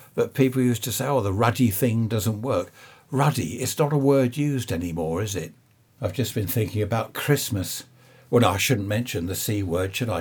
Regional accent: Surrey, South East England, United Kingdom; I was born in Surrey.

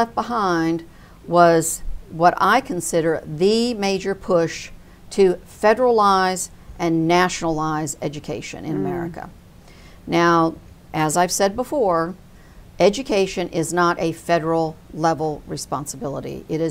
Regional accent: United States; I think we as an American people, discussion and debate is part of our DNA.

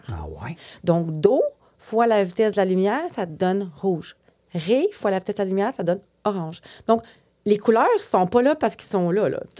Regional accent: Quebec, Canada; first language French; moved away as an adult; Mais je suis québécoise quand même

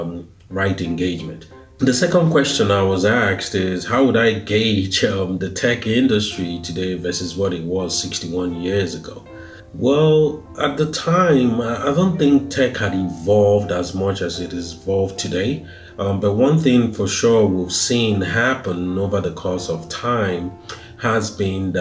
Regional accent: Nigeria; moved away; Though I don't reside in Nigeria, I am Nigerian, I'm proudly Nigerian

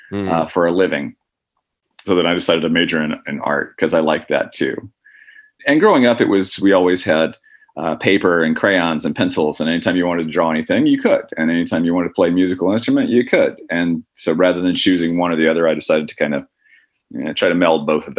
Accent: Indiana, United States; born there; also born or lived in Oklahoma / Alabama; I was born in Indiana. My dad was an instructor who's chairman of the music department at Indiana Purdue in Fort Wayne, and then moved to Oklahoma. Moved to Alabama from there.

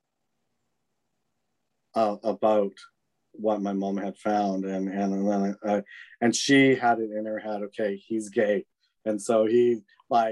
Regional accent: British Columbia, Canada; also born or lived in Vancouver, Canada / Victoria, Canada / Switzerland; I was originally born and raised in British Columbia, like Vancouver, mm-hmm. in like earlier childhood. And then I lived near Victoria, BC, lovely, beautiful Victoria.

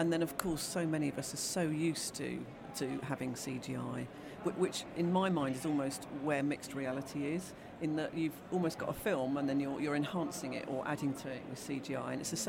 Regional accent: United Kingdom; we're British.

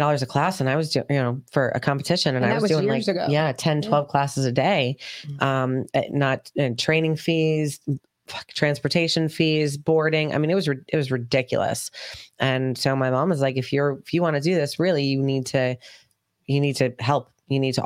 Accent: Brookfield, Connecticut, United States; we grew up in Danbury, Brookfield, Connecticut, where I grew up

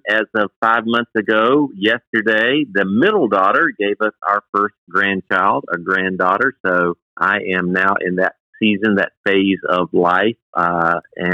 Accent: South Carolina, United States; I was born and raised in South Carolina

